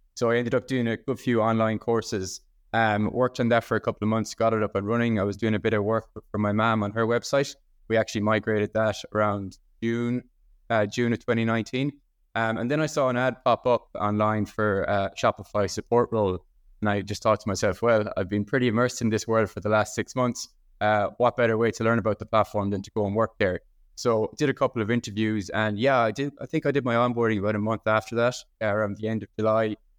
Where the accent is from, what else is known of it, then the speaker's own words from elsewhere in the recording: Ennistymon, County Clare, Munster, Ireland; I'm from Enniston County, Clare, in the west coast of Ireland here